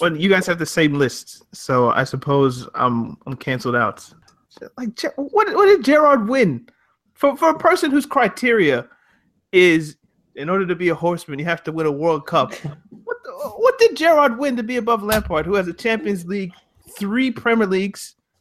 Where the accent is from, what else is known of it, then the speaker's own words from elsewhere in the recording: Canada; When I was growing up in Canada